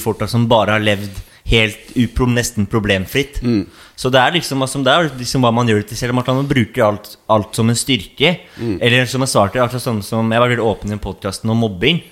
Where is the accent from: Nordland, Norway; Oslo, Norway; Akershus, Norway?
Oslo, Norway; jeg er jo fra, fra Oslo, mm. eh, nærmere Hovseter-området